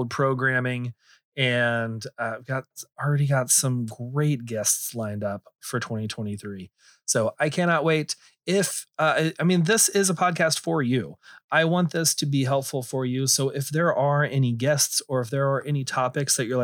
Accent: Texas, United States; I'm from Texas and everything, but I kind of pride myself that I don't have a thick drawl

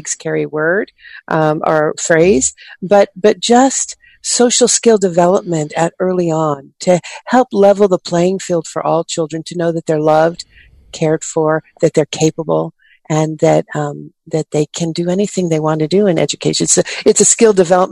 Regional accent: Oakland, California, United States; I grew up in Oakland, California

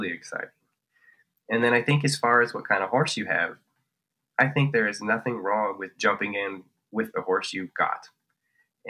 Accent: northern Colorado, United States; we're from Colorado and we're from northern Colorado

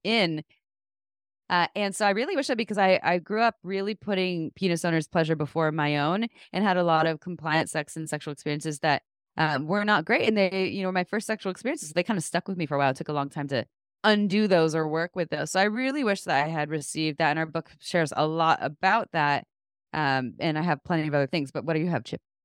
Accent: Santa Cruz, California, United States; I actually did receive comprehensive sex education growing up in Santa Cruz

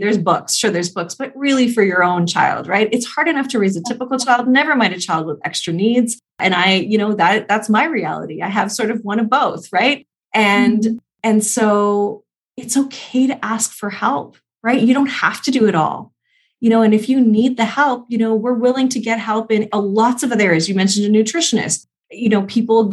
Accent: Canada; I'm Canadian

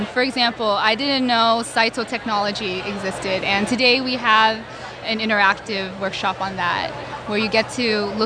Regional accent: Daly City, California, United States; I'm from Daly City, California, which is near San Francisco

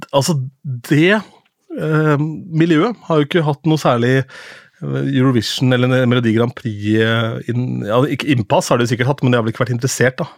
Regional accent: Askim, Østfold, Norway; moved away; da drev jeg med TV på Ung TV hjemme i Askim

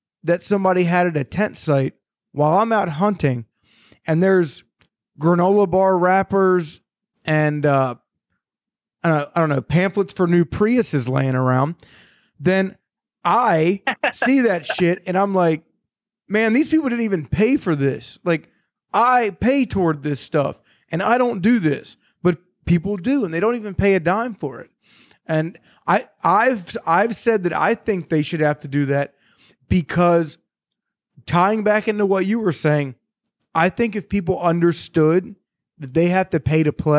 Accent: Maryland, United States; I grew up in Maryland, and like we always had full freezers.

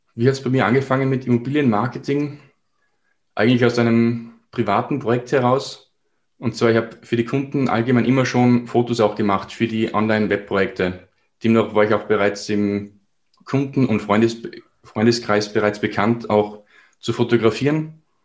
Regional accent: Salzburg, Austria; Ich komme aus Salzburg, somit aus Österreich

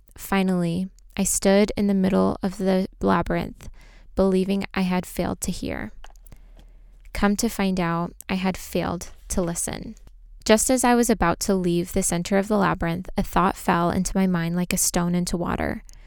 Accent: Armenia; I am from Armenia

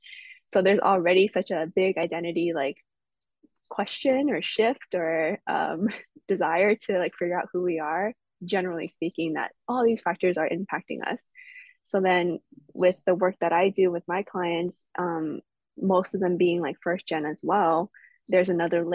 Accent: Los Angeles, California, United States; I was born and raised in California

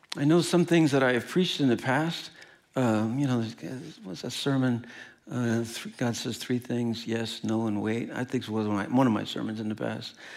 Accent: Midwest, United States; But I'm from the Midwest. I'm Midwest nice

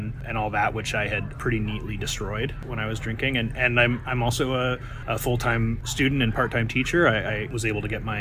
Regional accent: Santa Cruz, California, United States; I'm from Santa Cruz, California

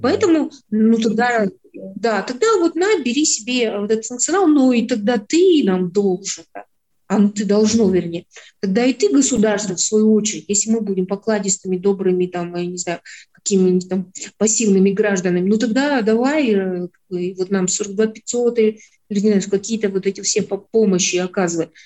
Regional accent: Kazakhstan; мы через это себя чувствуем, понимаем, как казахи

